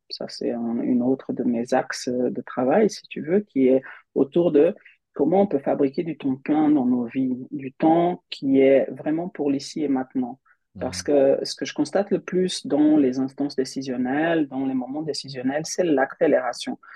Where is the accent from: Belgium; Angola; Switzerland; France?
Switzerland; also born or lived in Portugal; Je suis suisse. Euh, j'habite en Suisse